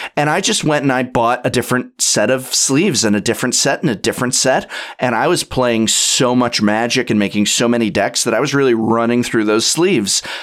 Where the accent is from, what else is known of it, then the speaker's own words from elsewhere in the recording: Los Angeles, California, United States; now in San Francisco, United States; I was born and raised in North Hollywood, California, which is, uh, part of Los Angeles County.